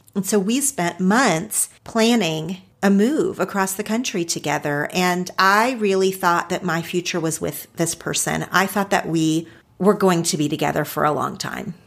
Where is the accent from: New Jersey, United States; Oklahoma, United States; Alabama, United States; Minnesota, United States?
Oklahoma, United States; Ardmore; moved away as an adult; also born or lived in Los Angeles, California; Ardmore, Oklahoma. That's actually not where I spent most of my childhood physically, but that is where I identify with now as my hometown because that's where I went to school